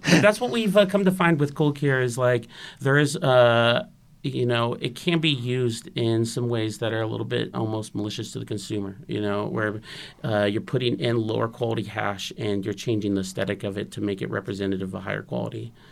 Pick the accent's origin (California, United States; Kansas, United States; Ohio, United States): California, United States; Santa Rosa; Growing up in Santa Rosa